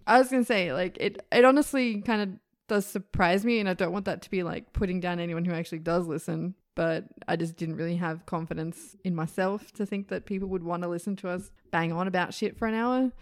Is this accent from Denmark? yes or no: no; Australia; an Australian who's lived here her entire life